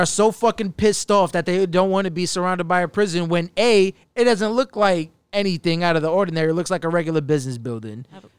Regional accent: New York City, New York, United States; also born or lived in Queens; growing up in the Bronx, I used to take the 2 train all the fucking time.

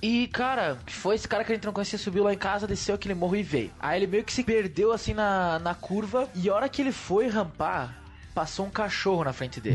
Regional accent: Brazil; eu vinha do Prolurb

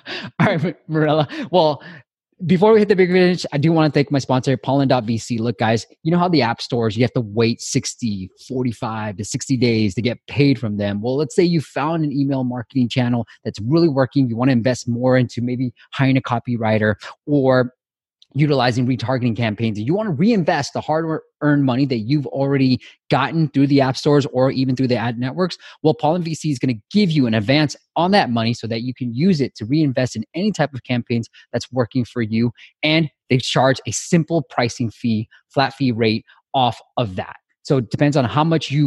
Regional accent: Myanmar; moved away; I'm originally from Myanmar, Burma

